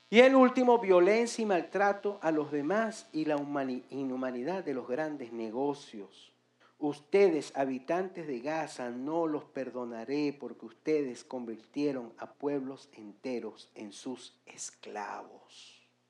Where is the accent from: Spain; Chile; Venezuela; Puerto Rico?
Venezuela; moved away as an adult; now in Dominican Republic; En mi país, Venezuela